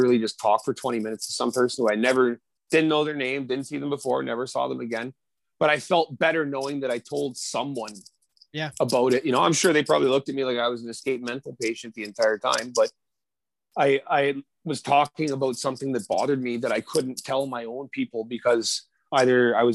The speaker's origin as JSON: {"language": "English", "town": "Saskatoon", "region": "Saskatchewan", "country": "Canada", "tie": "born or raised there", "also_born_or_lived": "Vancouver", "moved": "yes", "said": "I grew up in Saskatoon"}